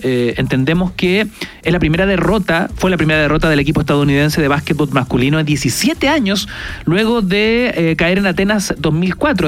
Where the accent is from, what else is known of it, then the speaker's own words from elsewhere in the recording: Chile; aquí somos todos chilenos